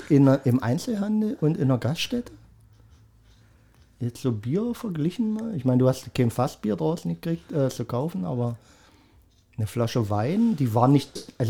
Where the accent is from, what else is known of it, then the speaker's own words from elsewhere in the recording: East Germany, Germany; muss man sagen, Ralf und ich kommen ja aus dem Osten